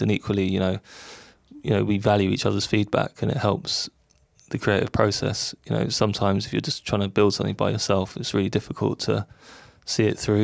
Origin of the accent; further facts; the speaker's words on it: London, United Kingdom; we grew up in London. We s, we still live here